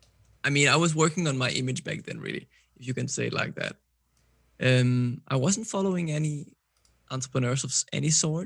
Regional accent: Copenhagen, Capital Region of Denmark, Denmark; English is a second language; I'm 26 years old. I'm from Copenhagen, Denmark. As you may know, Copenhagen is a small city based out of Denmark, but the capital. Mm-hmm. I'm born and raised here

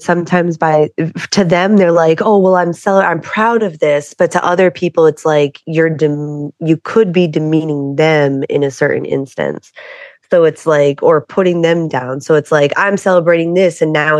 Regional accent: Massachusetts, United States; And I grew up in Massachusetts where it wasn't even brought up.

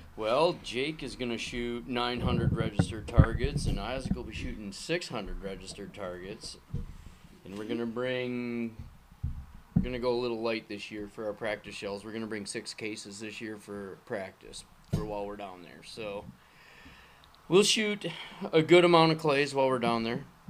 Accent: Minnesota, United States; moved away as an adult; now in Michigan, United States; I grew up in Minnesota.

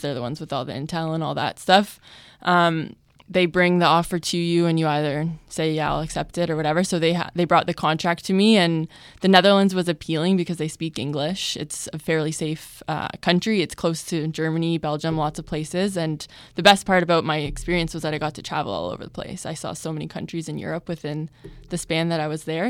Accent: Hamilton, Ontario, Canada; my family and my friends and my hometown

